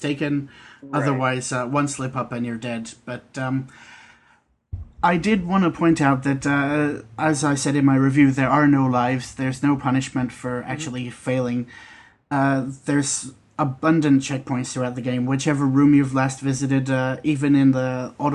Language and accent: English; Australia; Being Australian